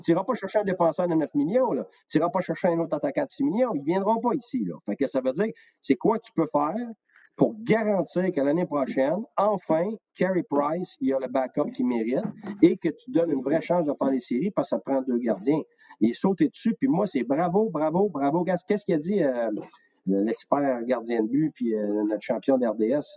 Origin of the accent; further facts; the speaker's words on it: Quebec, Canada; also born or lived in Tampa; je suis un vrai Québécois qui aime, qui aime, euh, qui aime le Québec